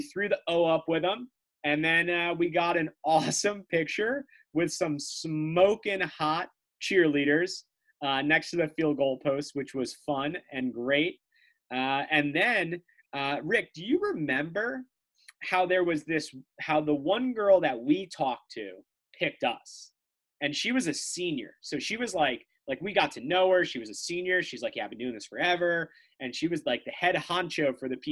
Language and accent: English; New Jersey, United States; we're brothers from New Jersey